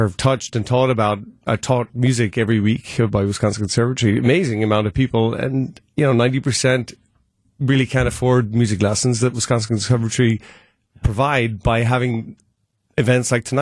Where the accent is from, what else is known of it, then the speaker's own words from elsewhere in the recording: Ireland; also born or lived in Paris / Boston / Los Angeles; now in Milwaukee, United States; I grew up in Ireland, and my seven brothers and sisters, nobody played a musical instrument